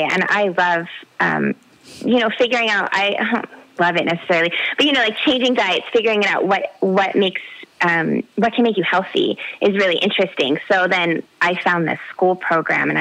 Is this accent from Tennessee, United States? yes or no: no; the Bay Area, California, United States; I grew up in the Bay Area